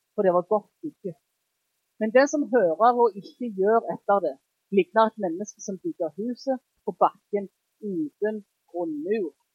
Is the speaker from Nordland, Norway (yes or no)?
no; Jæren, Rogaland, Norway; jeg er jærbu